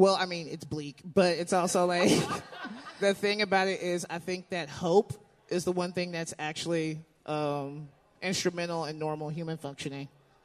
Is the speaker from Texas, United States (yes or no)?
no; Alabama, United States; I grew up in Alabama.